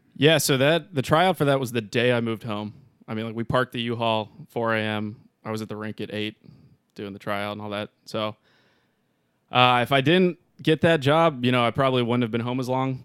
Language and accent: English; Pittsburgh, Pennsylvania, United States; moved away as an adult; also born or lived in Houston; I'm from Pittsburgh.